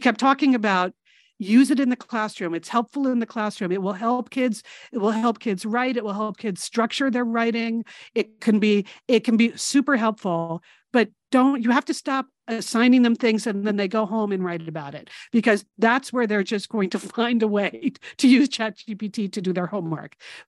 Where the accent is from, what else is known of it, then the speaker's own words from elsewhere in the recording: New England, United States; where we grew up in New England, you really only learned about New England.